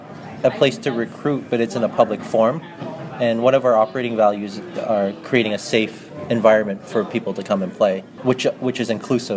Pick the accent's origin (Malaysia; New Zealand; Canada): Canada; Kitchener, Ontario; I'm from Kitchener, Ontario, Canada.